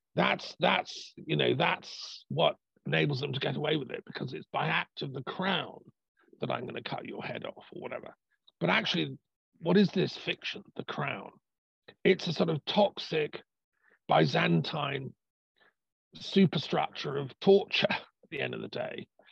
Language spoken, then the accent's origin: English; England, United Kingdom; I'm part Irish, you know, I'm English, I'm British